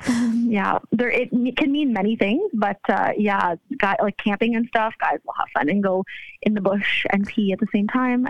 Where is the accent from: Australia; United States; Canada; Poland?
Canada; Ontario; Ontario, Canada.